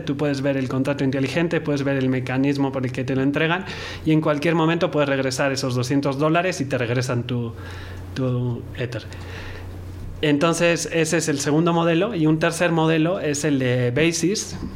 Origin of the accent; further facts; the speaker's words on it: Mexico; yo como mexicano